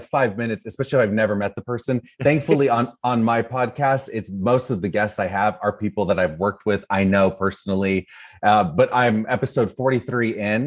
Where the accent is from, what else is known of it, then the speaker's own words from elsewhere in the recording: Orange County, California, United States; now in Los Angeles, United States; I grew up in Orange County, California